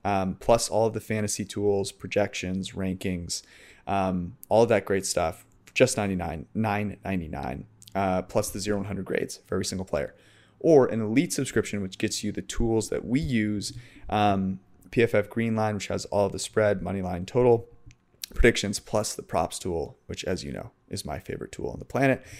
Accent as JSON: {"language": "English", "area": "San Francisco Bay Area", "region": "California", "country": "United States", "said": "I'm from San Francisco Bay Area"}